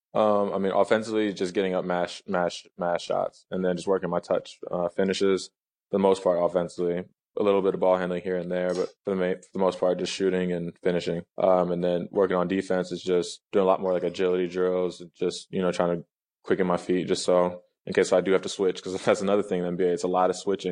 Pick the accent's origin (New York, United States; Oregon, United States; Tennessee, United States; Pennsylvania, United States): Tennessee, United States; Nashville; moved away; I'm from Nashville